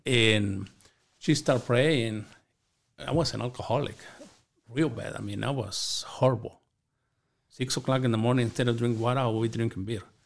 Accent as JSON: {"language": "English", "region": "Chihuahua", "country": "Mexico", "tie": "born or raised there", "moved": "yes", "said": "I grew up in Chihuahua, Mexico, in a small community"}